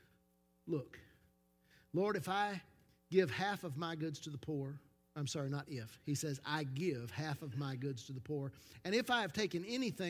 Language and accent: English; Knoxville, Tennessee, United States; we come from South Knoxville, have a bad reputation because South Knoxville is the scruffiest of the scruffy city